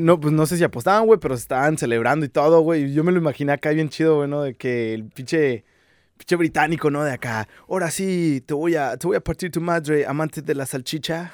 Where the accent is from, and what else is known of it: Mexico